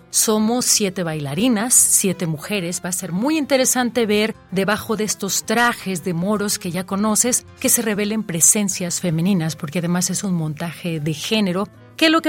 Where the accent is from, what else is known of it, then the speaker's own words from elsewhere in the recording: Mexico; Yo soy una coreógrafa mexicana, gitana y libanesa